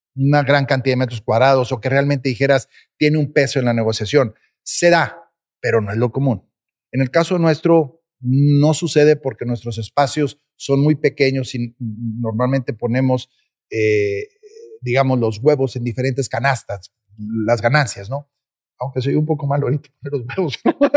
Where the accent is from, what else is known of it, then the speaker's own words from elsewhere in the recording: Mexico; nosotros como mexicanos